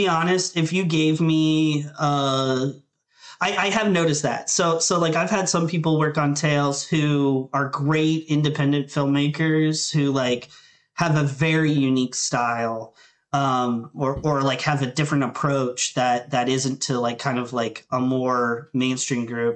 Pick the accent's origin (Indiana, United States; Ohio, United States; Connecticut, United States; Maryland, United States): Maryland, United States; Thurmont; moved away as an adult; also born or lived in Baltimore, Maryland; I grew up in Thurmont, Maryland, which is right by like Harper's Ferry, West Virginia